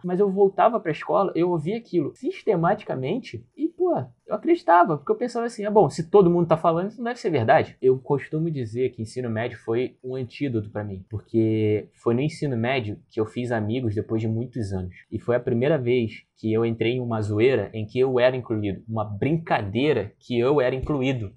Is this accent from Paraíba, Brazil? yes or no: no; Rio de Janeiro, Brazil; sou do Rio de Janeiro